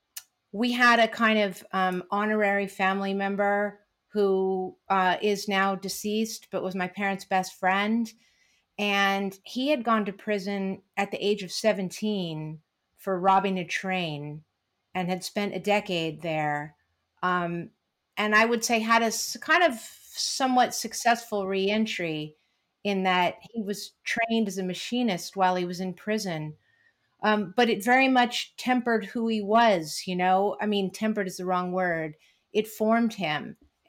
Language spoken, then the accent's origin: English; California, United States; as a Californian, as a person who lives here in a county in our state that is one of the big senders